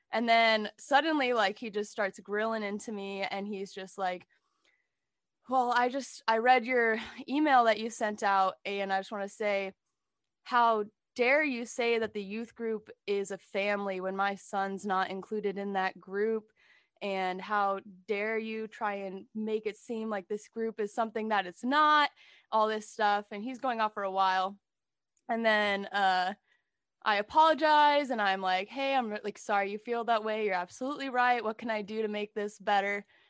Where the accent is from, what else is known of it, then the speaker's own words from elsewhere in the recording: San Jose, California, United States; I was born in San Jose, California, um, family of five. I'm the middle child, um, and we grew up going to a very conservative evangelical church